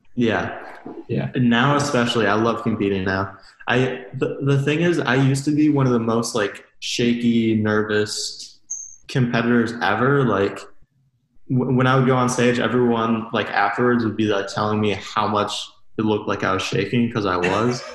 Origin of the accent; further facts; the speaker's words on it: Excelsior, Minnesota, United States; I'm from uh, Minnesota, from Excelsior, it's like like half an hour west of the Twin Cities.